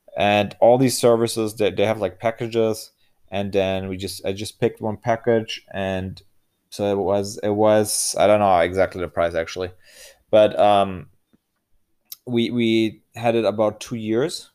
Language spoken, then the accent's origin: English; Germany; I'm from Germany